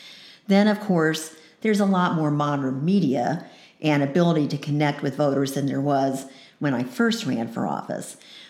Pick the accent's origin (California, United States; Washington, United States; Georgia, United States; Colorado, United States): Georgia, United States; Decatur; moved away as an adult; I moved up here from Decatur, Georgia. That's where I grew up. I started school at the University of Georgia and then transferred here in 1976.